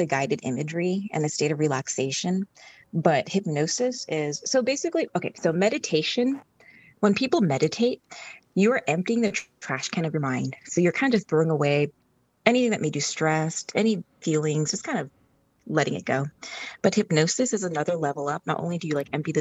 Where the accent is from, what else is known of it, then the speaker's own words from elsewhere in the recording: Orange County, California, United States; also born or lived in Los Angeles, California; I grew up in Orange County, but my family's from Vietnam